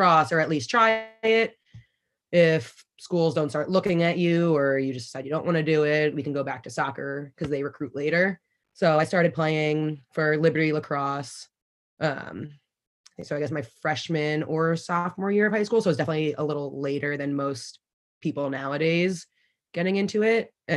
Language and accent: English; Garden City, New York, United States; I'm from Garden City, New York on Long Island